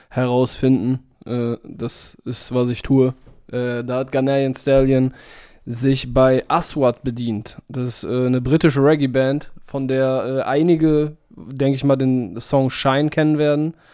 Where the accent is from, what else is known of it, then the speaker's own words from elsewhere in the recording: Cologne, North Rhine-Westphalia, Germany; ja, ja, hier London, ihr wollt Karneval machen, Alter, wir kommen aus Köln, was wollt ihr uns erzählen?